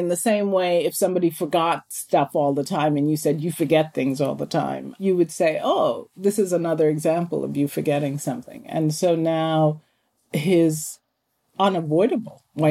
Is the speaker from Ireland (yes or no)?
no; Jamaica; now in United States; I was born in Jamaica.